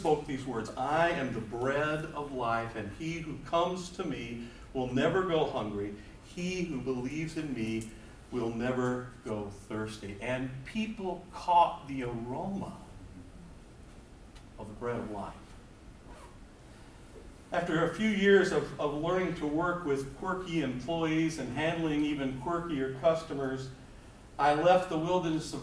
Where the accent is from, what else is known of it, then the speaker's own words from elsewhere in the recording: Walden, Vermont, United States; I'm from Walden, Vermont, which is up in the northeast corner of the state.